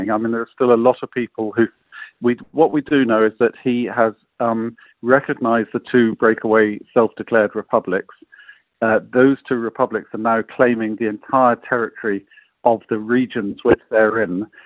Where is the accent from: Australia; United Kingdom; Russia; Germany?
United Kingdom; as a British representative for Britain's support